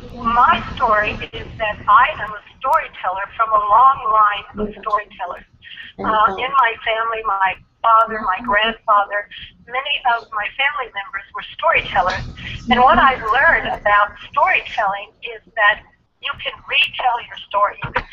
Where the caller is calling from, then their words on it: California, United States; I'm in California. I'm in Orange County, California, right near the Pacific Ocean.